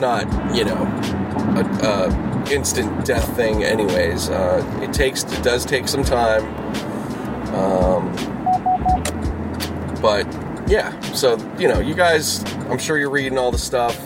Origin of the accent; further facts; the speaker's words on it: Pittsburgh, Pennsylvania, United States; moved away; Growing up in Pittsburgh